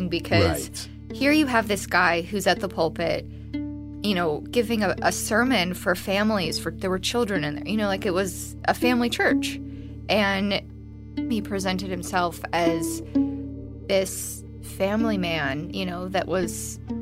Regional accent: United States; I was from the States

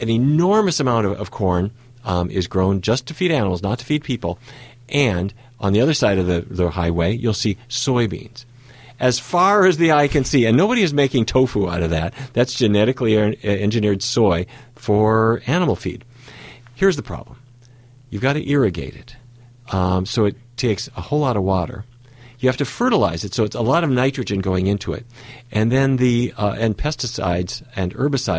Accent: Fargo, North Dakota, United States; moved away; I grew up in Fargo, North Dakota.

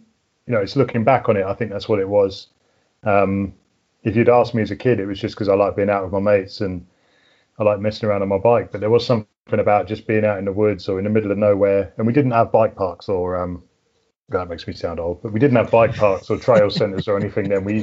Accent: Berkshire, South East England, United Kingdom; now in Hampshire, United Kingdom; I'm in Hampshire at the moment. I grew up in Berkshire, which is a bit further west.

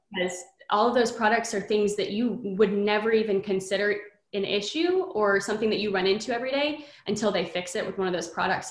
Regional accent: Texas, United States; I'm from Texas, born and raised here

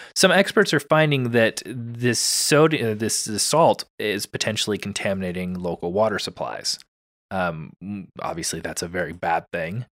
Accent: California, United States; as a Californian

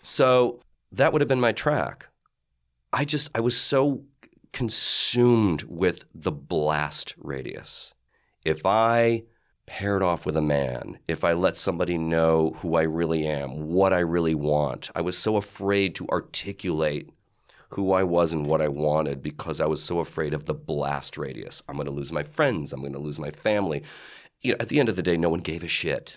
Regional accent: Cleveland, Ohio, United States; moved away as an adult; growing up in Cleveland

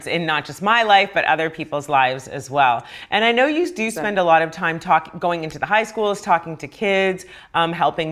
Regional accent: Ghana; moved away; I'm actually from Ghana. My dad is there

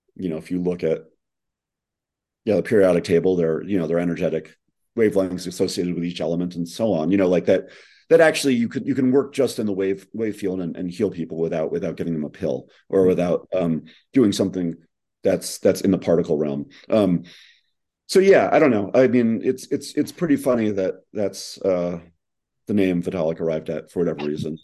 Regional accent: New York, United States; I'm again from New York

